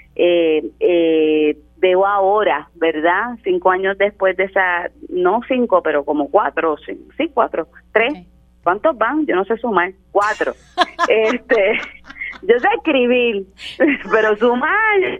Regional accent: Puerto Rico; nuestra naturaleza como puertorriqueños

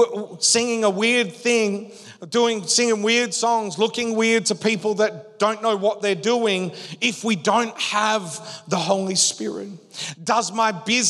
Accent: Western Australia, Australia; moved away as an adult; We grew up in Western Australia

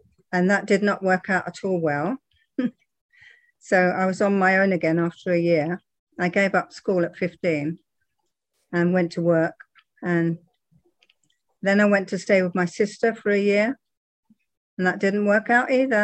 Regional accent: Twickenham, London, United Kingdom; moved away as an adult; now in Texas, United States; I was born in Twickenham, which is part of London now.

